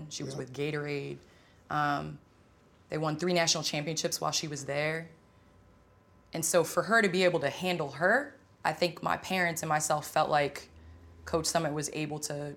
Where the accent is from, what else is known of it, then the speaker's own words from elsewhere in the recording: Naperville, Illinois, United States; moved away as an adult; also born or lived in St. Louis, Missouri; now in Los Angeles, United States; I grew up in Chicago area